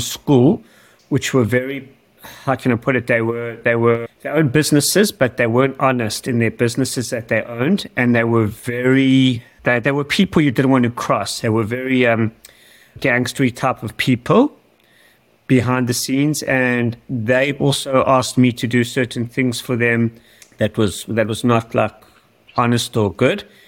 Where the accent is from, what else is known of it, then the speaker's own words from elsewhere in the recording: Johannesburg, Gauteng, South Africa; now in Australia; I was born in South Africa, in Johannesburg. I was born in 1979 and I was brought up in a neighborhood that was a pretty rough neighborhood.